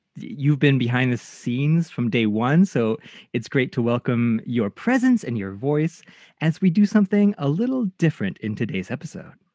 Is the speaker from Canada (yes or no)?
yes; Canada; Japanese Canadian